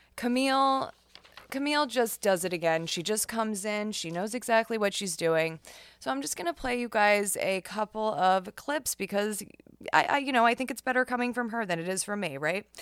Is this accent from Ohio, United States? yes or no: no; New York, United States; New York, my home state